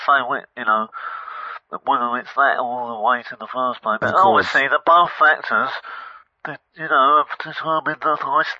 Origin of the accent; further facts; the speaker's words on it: Harlow, East of England, United Kingdom; I'm actually from Harlow.